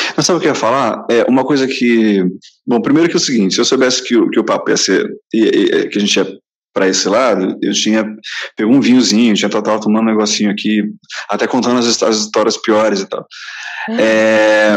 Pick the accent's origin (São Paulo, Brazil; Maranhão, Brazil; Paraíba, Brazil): São Paulo, Brazil; Santos; also born or lived in Rio de Janeiro; eu sou paulista de Santos